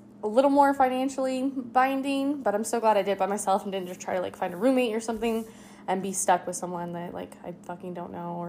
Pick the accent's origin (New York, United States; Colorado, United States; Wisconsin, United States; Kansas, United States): Colorado, United States; now in Las Vegas, United States; and I'm new, I'm from Colorado.